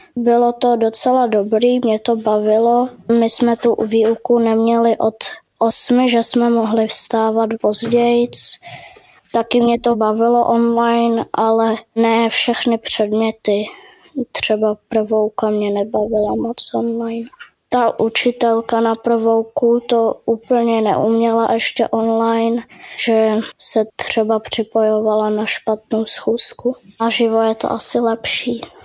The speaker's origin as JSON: {"language": "Czech", "region": "Prague", "country": "Czechia", "said": "jsem z Prahy a chodím do třetí třídy"}